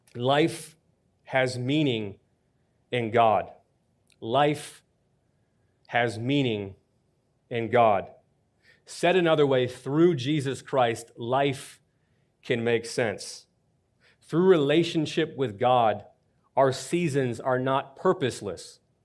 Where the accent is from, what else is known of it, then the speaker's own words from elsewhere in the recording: Buffalo, New York, United States; now in Washington, D.C., United States; growing up in Buffalo